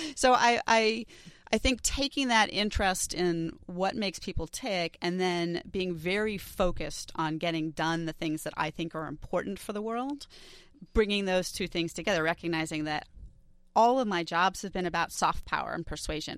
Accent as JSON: {"language": "English", "town": "New York City", "region": "New York", "country": "United States", "tie": "born or raised there", "said": "I grew up in New York City"}